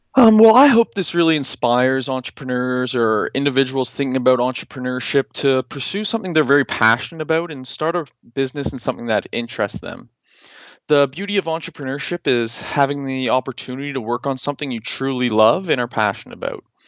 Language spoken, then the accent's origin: English; Halifax, Nova Scotia, Canada; moved away as an adult; also born or lived in Newfoundland; I am from Halifax, Nova Scotia